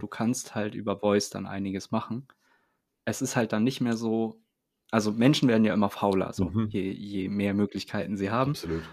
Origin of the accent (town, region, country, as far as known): Itzehoe, Schleswig-Holstein, Germany; moved away